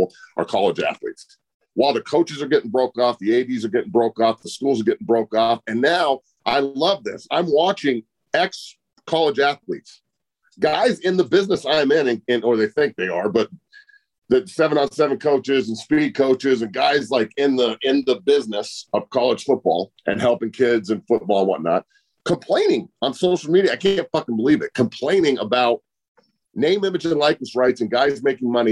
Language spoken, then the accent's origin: English; Boulder, Colorado, United States; I'm from Boulder too